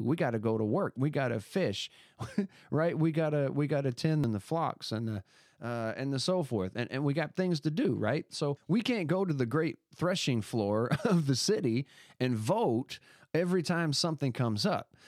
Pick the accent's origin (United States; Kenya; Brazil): United States; I was born in America